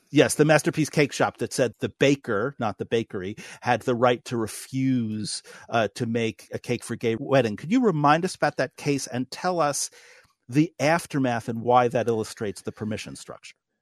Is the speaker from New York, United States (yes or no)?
yes; New York City, New York, United States; now in North Dakota, United States; who was born in New, New York City